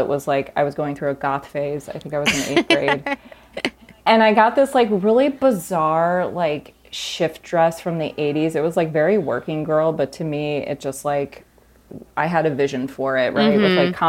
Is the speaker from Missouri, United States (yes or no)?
yes; Missouri, United States; And I grew up in the Midwest outside of St. Louis. And, you know, it was like a bit of a cultural wasteland.